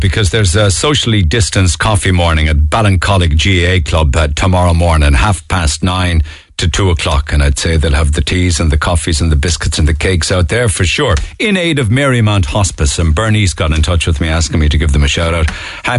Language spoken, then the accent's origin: English; England, United Kingdom; moved away as an adult; now in Cork, Ireland; I can tell you, I grew up in England. When I first moved here in 2006, you rarely saw any junkies shuffling around the city centre.